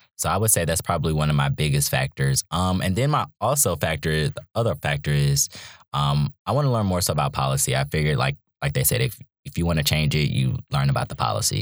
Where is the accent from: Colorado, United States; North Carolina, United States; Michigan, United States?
North Carolina, United States; Charlotte; also born or lived in Virginia / Raleigh, North Carolina; now in Durham, United States; I'm from Charlotte, North Carolina, originally. Um, but I've lived in Virginia and Raleigh and now in Durham.